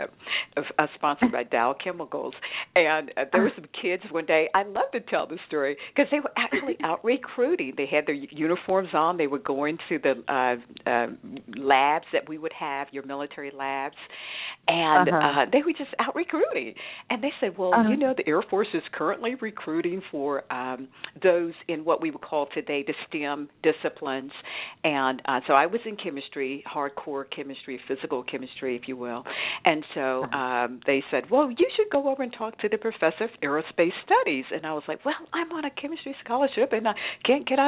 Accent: Roseboro, North Carolina, United States; I grew up in Roseboro, North Carolina, which is about 27 miles southeast of Fayetteville

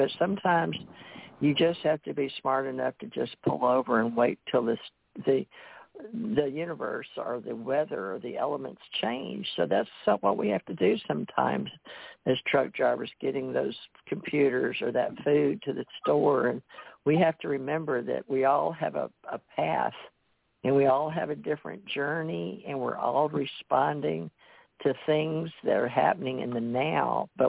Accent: United States; And that's the way I was raised to believe in America. I wasn't raised in India or other people out of country.

